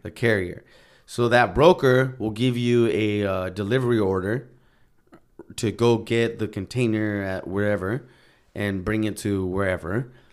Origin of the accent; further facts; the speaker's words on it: Santa Ana, California, United States; moved away as an adult; I grew up in Santana, Orange County